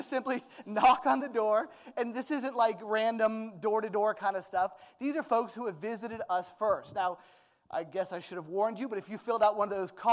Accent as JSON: {"language": "English", "country": "United States", "said": "I'm American"}